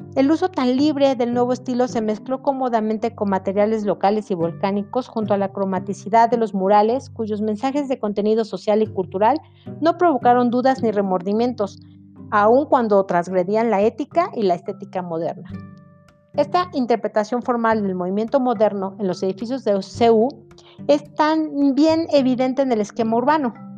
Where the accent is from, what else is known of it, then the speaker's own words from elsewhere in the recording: Mexico; nosotros como mexicanos